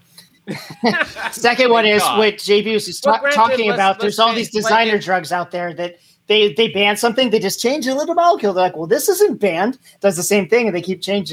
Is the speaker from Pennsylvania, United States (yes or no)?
yes; Scranton, Pennsylvania, United States; I'm from Scranton, right next door to Scranton's Dunmore High School